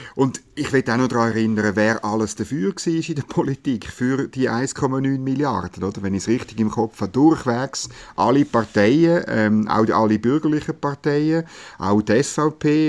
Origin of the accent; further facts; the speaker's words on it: Bern, Switzerland; wir Bernerinnen und Berner